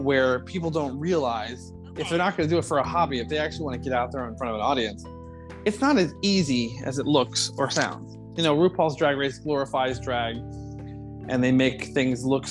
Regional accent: South Florida, United States; I come from South Florida

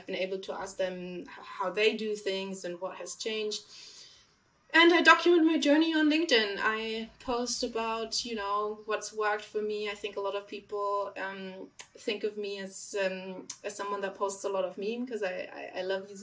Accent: Germany; accent: German; English is a second language; moved away as an adult; now in London, United Kingdom; You probably caught onto my accent. I'm not from London. I am from Germany. I've been trying to get rid of this German little hit of accent in my English

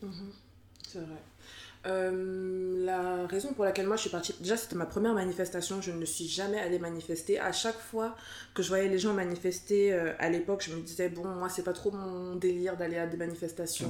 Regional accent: France; je suis née, j'ai grandi en France

